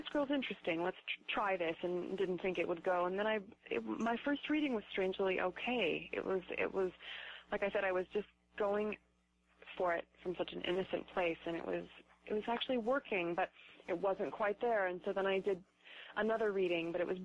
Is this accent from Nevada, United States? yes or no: yes; Reno, Nevada, United States; I grew up in Reno